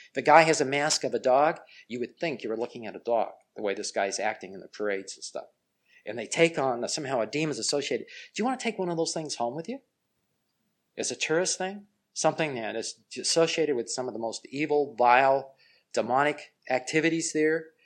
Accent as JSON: {"language": "English", "town": "Los Angeles", "region": "California", "country": "United States", "tie": "born or raised there", "said": "I grew up in Los Angeles, and it's just out in Pasadena."}